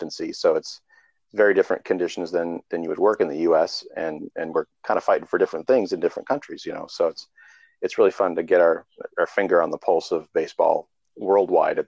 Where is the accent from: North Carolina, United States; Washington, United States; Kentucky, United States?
Washington, United States; Seattle; also born or lived in Florida; I was coming from Florida, I guess, but my body is, you know, conditioned to Seattle weather